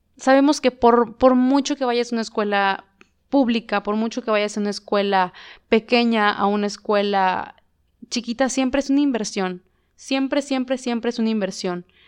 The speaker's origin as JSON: {"language": "Spanish", "country": "Mexico", "said": "como mexicanos, como país, como México"}